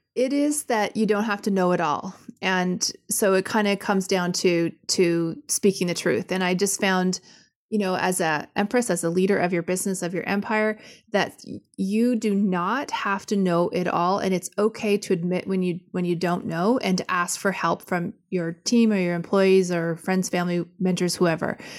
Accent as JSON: {"language": "English", "country": "Canada", "said": "I'm Canadian and say sorry all the time"}